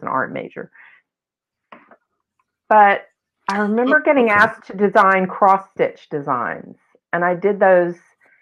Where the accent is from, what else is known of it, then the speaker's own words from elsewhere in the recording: Memphis, Tennessee, United States; I grew up in Memphis and I just lived at home and went to college from home, basically.